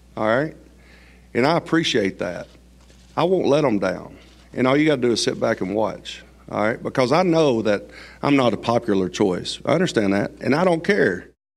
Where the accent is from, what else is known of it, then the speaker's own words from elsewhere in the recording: Gadsden, Alabama, United States; I grew up in Gadsden, Alabama